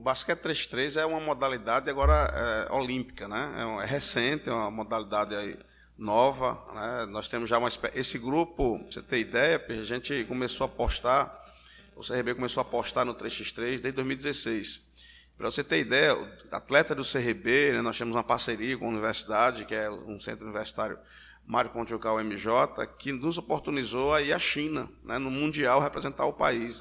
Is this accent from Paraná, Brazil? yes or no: no; Alagoas, Brazil; não só como alagoano, como basqueteiro